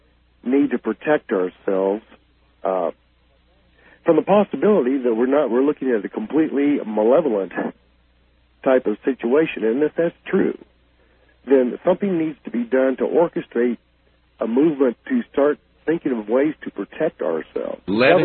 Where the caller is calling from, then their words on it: Kansas City, Missouri, United States; I am calling from Kansas City.